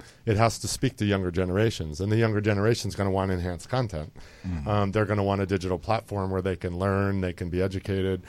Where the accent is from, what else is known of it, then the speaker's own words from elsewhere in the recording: Northeast, United States; I'm Italian and from the Northeast